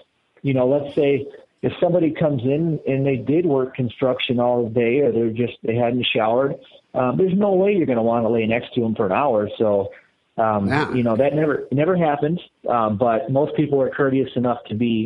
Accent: Madison, Wisconsin, United States; I'm from Madison, and obviously I know the people of Madison very well

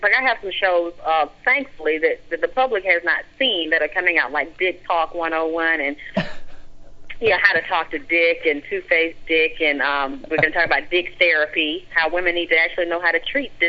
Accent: Georgia, United States; Yeah, I'm from Georgia.

